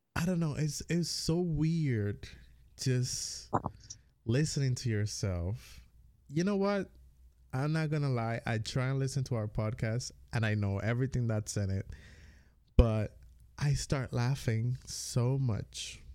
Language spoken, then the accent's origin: English; U.S. Virgin Islands; accent: Caribbean; moved away as an adult; I grew up on the Virgin Islands. I mean, I was born, grew up, whatever. I moved out when I was nineteen